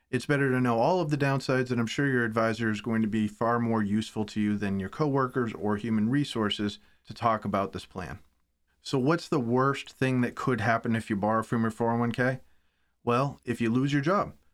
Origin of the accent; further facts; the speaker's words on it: United States; as an American